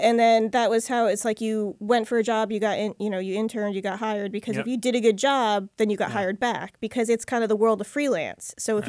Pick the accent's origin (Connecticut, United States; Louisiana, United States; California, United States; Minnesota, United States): Connecticut, United States; New Haven; also born or lived in New York; Yeah, I'm from here. I'm born and raised in New Haven.